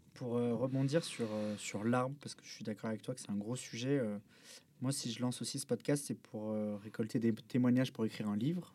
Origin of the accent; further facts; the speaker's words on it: Bordeaux, Nouvelle-Aquitaine, France; je viens de Bordeaux, donc j'étais passionné de supporter de l'équipe de l'UBB